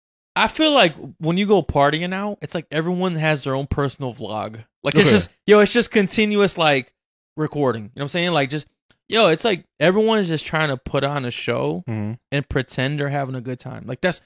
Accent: Connecticut, United States; so you think it's just like, but we're from Connecticut. We went out there and we had fun.

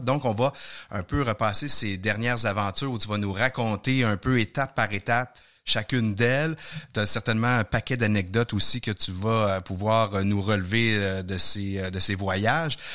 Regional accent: Sainte-Thérèse, Quebec, Canada; j'ai grandi à Sainte-Thérèse

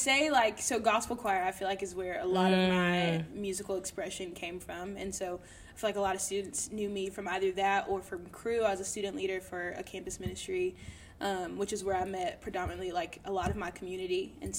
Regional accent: the South, United States; I was born and raised in the Baptist church in the South.

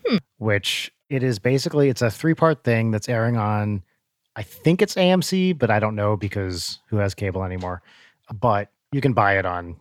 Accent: Santa Barbara, California, United States; I'm from Santa Barbara, he's from San Diego

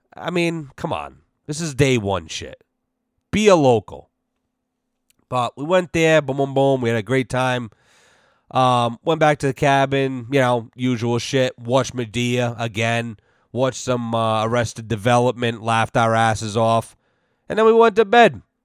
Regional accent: Massachusetts, United States; we're from Mass

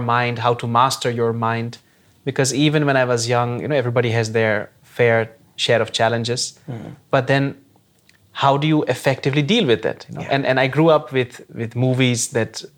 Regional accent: Netherlands; I was born and brought up in the Netherlands, completed my education here, university, everything.

